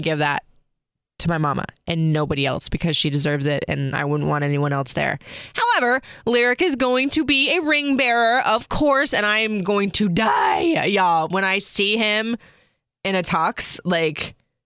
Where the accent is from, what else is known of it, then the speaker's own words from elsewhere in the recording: Florida, United States; moved away as an adult; I grew up in Florida